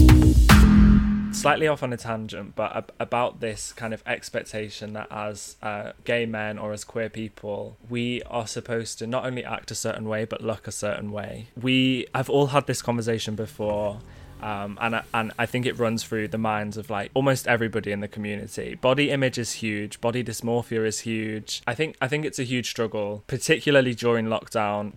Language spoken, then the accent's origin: English; North Wales, United Kingdom; accent: northern; I grew up in North Wales